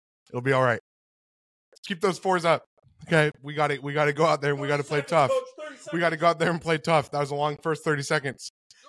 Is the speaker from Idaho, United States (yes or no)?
yes; Eagle, Idaho, United States; I am from Eagle, Idaho.